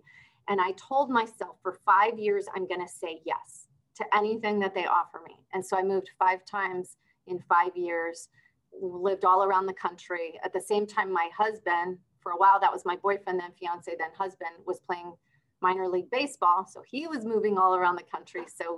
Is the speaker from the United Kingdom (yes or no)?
no; Argentina; also born or lived in Brazil; But I was born in Argentina. And then we moved around a little bit in Argentina. And then I moved to Brazil.